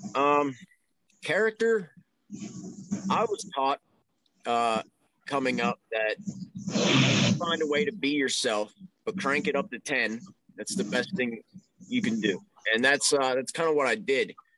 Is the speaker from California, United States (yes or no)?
no; Pittsburgh, Pennsylvania, United States; I'm from the Pittsburgh area